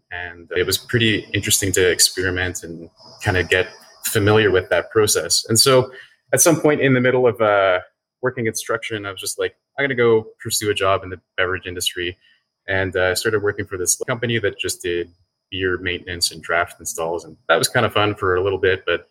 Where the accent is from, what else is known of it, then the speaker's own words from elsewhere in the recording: Cape Breton, Nova Scotia, Canada; also born or lived in Toronto / Sweden; now in Halifax, Canada; Where I'm from, I grew up in Nova Scotia in a really small town in Cape Breton